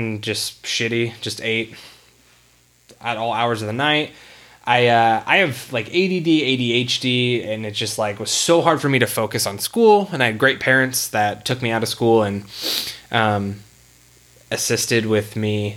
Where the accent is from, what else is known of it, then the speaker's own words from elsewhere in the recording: California, United States; we grew up in California in the small town